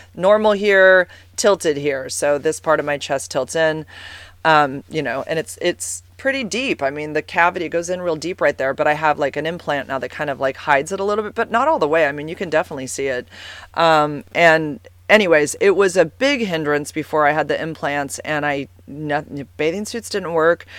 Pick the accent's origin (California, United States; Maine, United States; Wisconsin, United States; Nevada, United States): California, United States; San Carlos; I grew up in San Carlos, and I went to this school called White Oaks